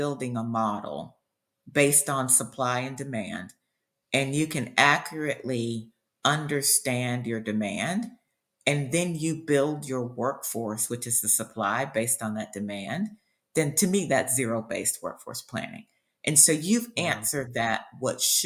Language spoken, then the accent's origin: English; Columbia, South Carolina, United States; now in Charleston, United States; I grew up in South Carolina.